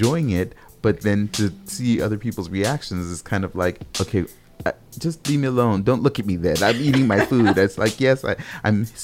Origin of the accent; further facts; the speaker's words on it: Minneapolis, Minnesota, United States; I'm from Minneapolis